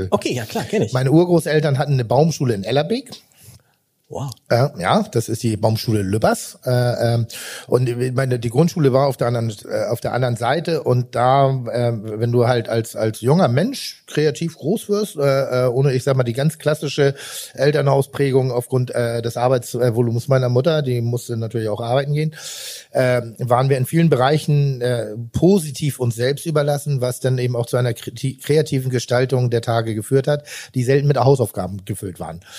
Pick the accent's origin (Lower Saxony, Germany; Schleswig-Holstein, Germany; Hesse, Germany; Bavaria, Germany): Schleswig-Holstein, Germany; Rellingen; Also ich bin ja Jahrgang 71, mit 77 in die Schule gegangen. Das war noch nicht so allgegenwärtig. Und komme aber aus einem kleinen Vorort von Pinneberg. Äh, äh, Relling heißt